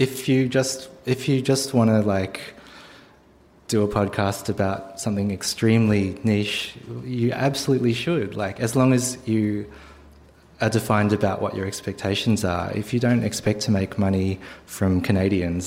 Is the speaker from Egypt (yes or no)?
no; Australia; we're just a small country